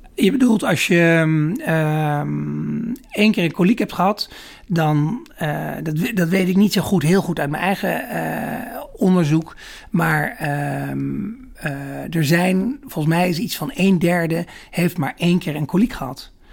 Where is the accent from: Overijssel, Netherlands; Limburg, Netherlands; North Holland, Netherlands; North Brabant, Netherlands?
Overijssel, Netherlands; Holten; moved away as an adult; also born or lived in Rotterdam / Amsterdam / Groningen; ik ben opgegroeid in, eh, in Holte. Daar ben ik geboren en getogen. Dat is in het oosten van Nederland, voorbij Deventer.